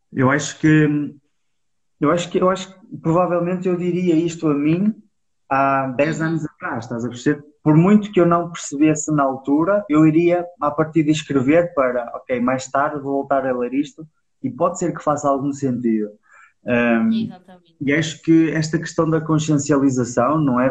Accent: Penafiel, Porto District, Portugal; Nós somos de Penafiel

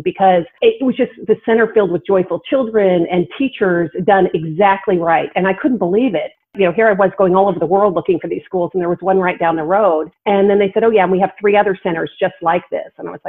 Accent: Illinois, United States; now in Texas, United States; I came down from Illinois and went to the University of Texas and fell in love with Texas and Austin and teaching and stayed.

